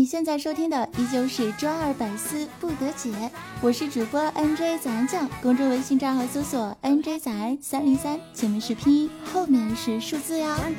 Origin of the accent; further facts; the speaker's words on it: China; 我们中国人啊，讲究一个经久银时